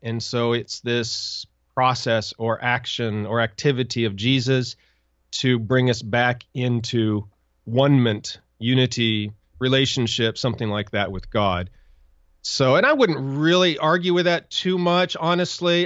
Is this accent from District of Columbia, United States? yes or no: no; Montana, United States; I grew up in Montana